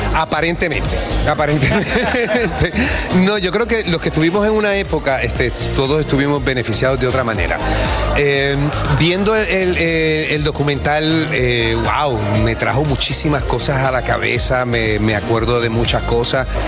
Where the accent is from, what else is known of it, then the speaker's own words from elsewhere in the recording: Puerto Rico; todos los puertorriqueños, en realidad, nosotros sacamos la bandera, demostramos cuán orgullosos nos sentimos de nuestras raíces, de nuestro país